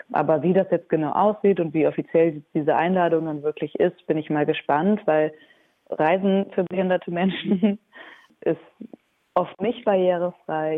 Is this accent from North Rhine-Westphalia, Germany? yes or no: yes; Aachen, North Rhine-Westphalia, Germany; Ich bin selber auch gebürtige Aachenerin und kenne dieses Theater auch schon aus der Grundschule